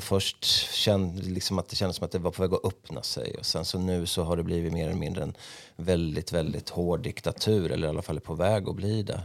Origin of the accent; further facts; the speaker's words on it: Örebro, Örebro County, Sweden; när jag växte upp då i Markbacken